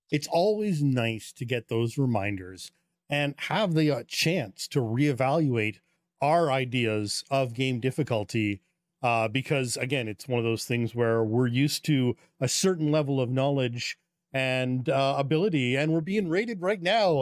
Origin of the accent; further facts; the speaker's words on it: Canada; as a Canadian